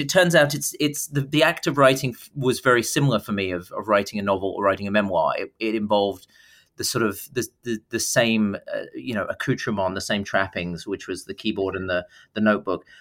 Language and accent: English; Dartford, South East England, United Kingdom; moved away; growing up in, in Dartford and Kent